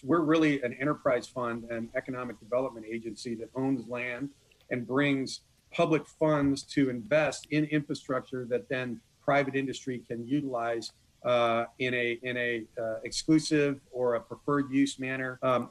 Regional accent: California, United States; moved away as an adult; also born or lived in Long Beach, California; now in Corpus Christi, United States; I'm a Californian by birth, but I'm a Texan by choice

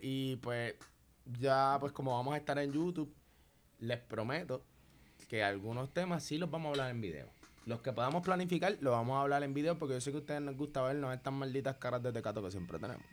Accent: Puerto Rico; yo como boricua

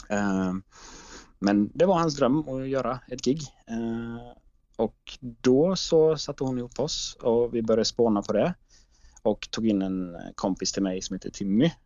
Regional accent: Jönköping, Jönköping County, Sweden; jag kommer från Jönköping

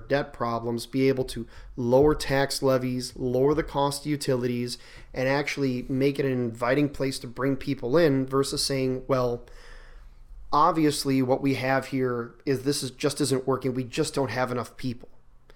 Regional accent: Milwaukee, Wisconsin, United States; now in Buffalo, Minnesota, United States; I grew up in Milwaukee, not too far away from Chicago

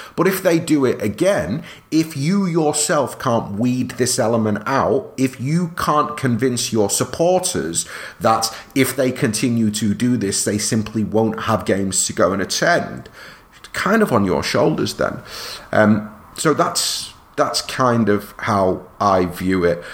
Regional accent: England, United Kingdom; I'm proud of being British, and I'm you know for what it's worth, I I love a lot of what England is and what it has represented for me growing up

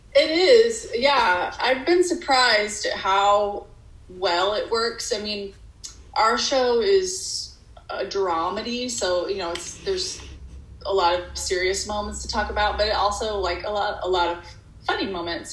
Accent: Texas, United States; moved away as an adult; also born or lived in Dallas / Arkansas / Massachusetts; now in Hollywood, United States; I basically spent my entire childhood in Texas

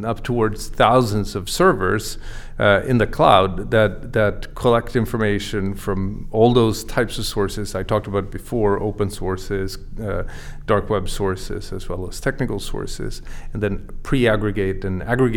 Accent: Sweden; moved away as an adult; also born or lived in Boston area, United States; now in Boston, United States; I grew up in Sweden. I came to the US 20 years ago.

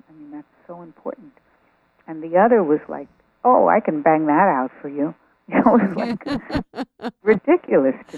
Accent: New York, United States; what a lot of nice Jewish girls did in growing up in New York

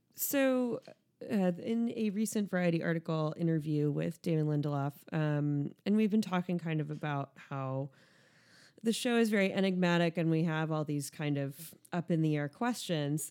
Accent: United States; speaking as an American

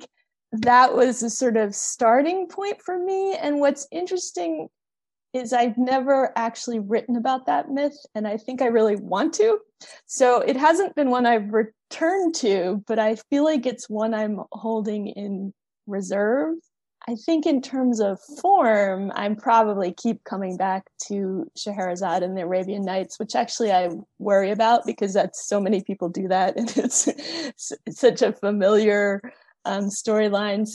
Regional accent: outside Philadelphia, Pennsylvania, United States; I grew up outside Philadelphia in the suburbs

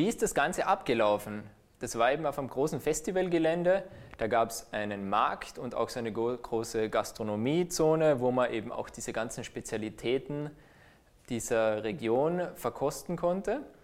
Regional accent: Austria; als Österreicher

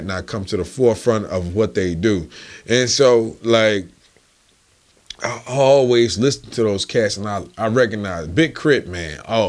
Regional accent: Forest City, Arkansas, United States; Well, I'm from Little Rock. I'm from Forest City. We hear the difference in the dialect.

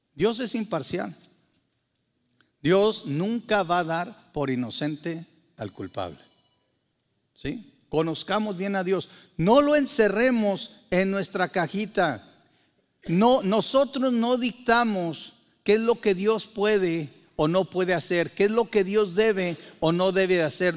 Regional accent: Mexico; Para muchos de nosotros que crecimos en México

